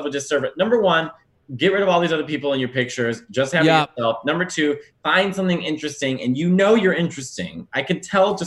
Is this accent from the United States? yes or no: yes; Chicago, Illinois, United States; as a Chicagoan